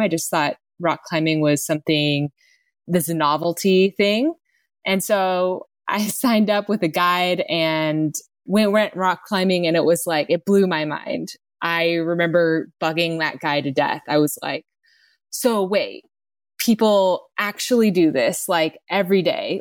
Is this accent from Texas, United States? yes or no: yes; Texas, United States; I grew up in Texas, and basically where I was from, there were no mountains